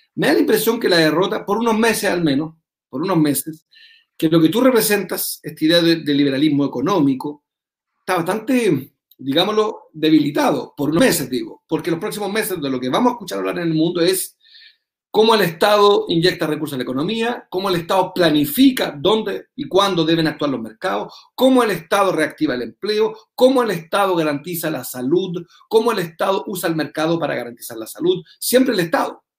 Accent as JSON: {"language": "Spanish", "country": "Chile"}